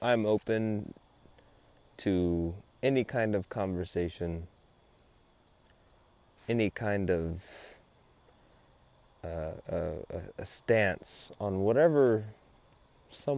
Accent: San Antonio, Texas, United States; now in New Braunfels, United States; I grew up in San Antonio, Texas.

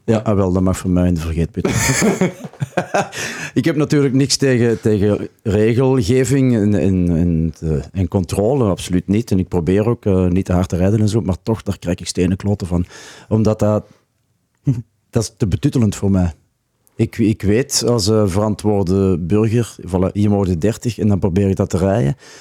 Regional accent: Antwerp province, Flanders, Belgium; moved away as an adult; now in Ghent, Belgium; ik ben eigenlijk van het Antwerpse. Maar ik woon al meer dan 30 jaar in Gent

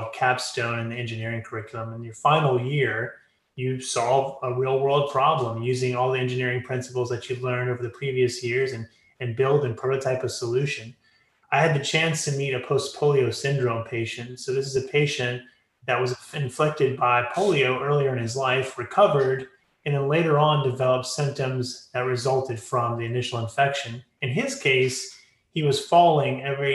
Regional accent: Lafayette, Louisiana, United States; Lafayette, Louisiana, where I'm from, which is Cajun country

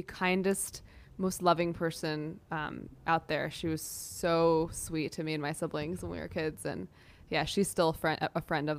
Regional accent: New York City, New York, United States; Yeah, you know, theater was a huge part of my life growing up. It was everything. New York City and theater was everything.

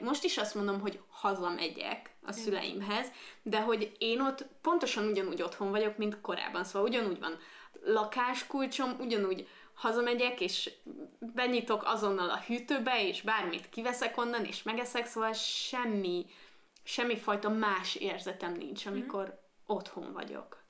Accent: Székesfehérvár, Fejér, Hungary; moved away as an adult; now in Budapest, Hungary; én Székesfehérvári vagyok

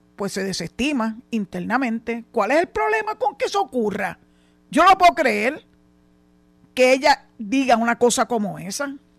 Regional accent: Puerto Rico; vivimos aquí, nacimos aquí

